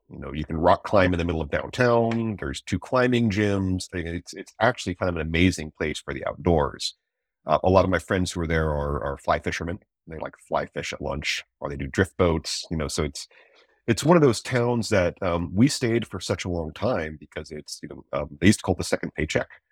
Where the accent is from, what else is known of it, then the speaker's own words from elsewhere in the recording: East Coast, United States; moved away; also born or lived in Eugene, Oregon; I'm from the East Coast